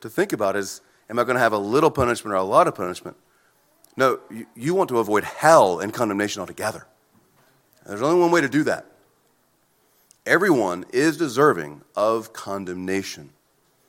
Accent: United States

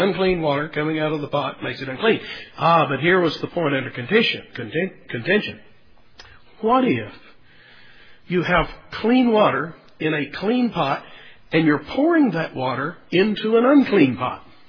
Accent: Texas, United States; growing up in Texas

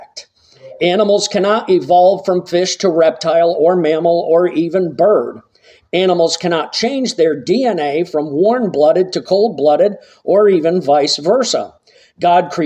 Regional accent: Massachusetts, United States; growing up in Massachusetts

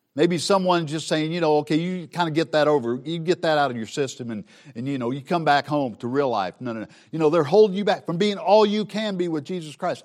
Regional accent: Southern Missouri, United States; I grew up in Southern Missouri

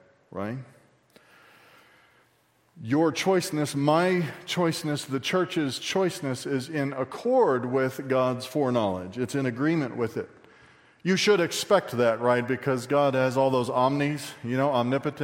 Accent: Texas, United States; I say I'm from Texas

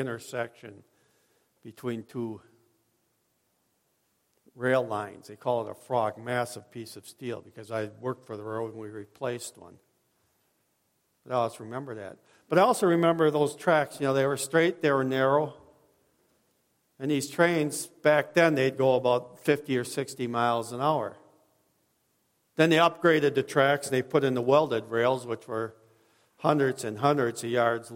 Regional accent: Watertown, Wisconsin, United States; I was raised in Watertown

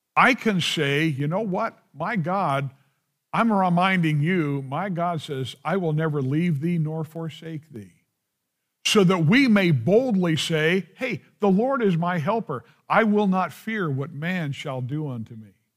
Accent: United States; I love being an American

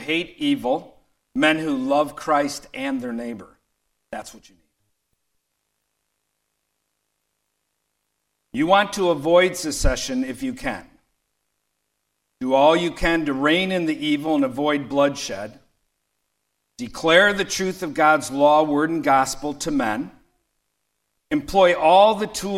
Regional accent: Detroit, Michigan, United States; I grew up amongst leftists in Detroit

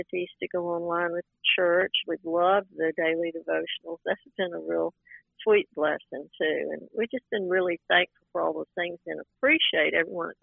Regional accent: Greenville, South Carolina, United States; now in Columbia, United States; I grew up in Greenville, South Carolina

